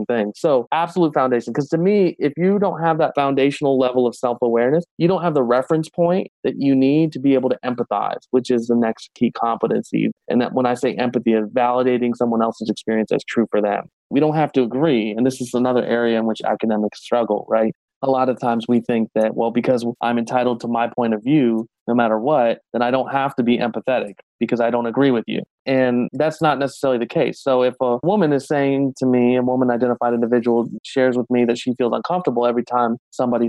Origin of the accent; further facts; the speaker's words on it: Ohio, United States; moved away; I'm from Ohio originally